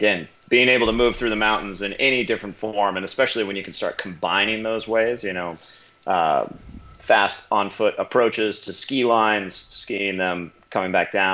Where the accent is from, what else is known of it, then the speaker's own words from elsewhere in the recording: Pacific Northwest, United States; I grew up in the Pacific Northwest in the United States.